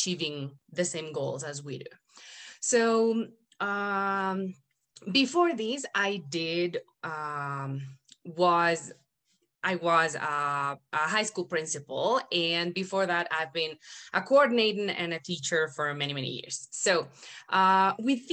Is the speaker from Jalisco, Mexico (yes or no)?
yes; Guadalajara, Jalisco, Mexico; first language Spanish; English is a second language; I'm Mexican, born and raised in Guadalajara, Jalisco, which is the land of tequila